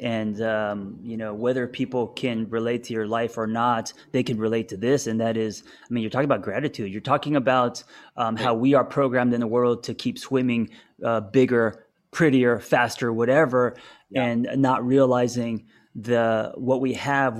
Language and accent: English; Los Angeles, California, United States; growing up in Los Angeles.